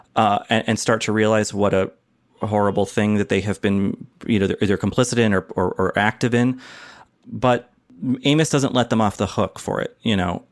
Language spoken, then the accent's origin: English; United States; as an American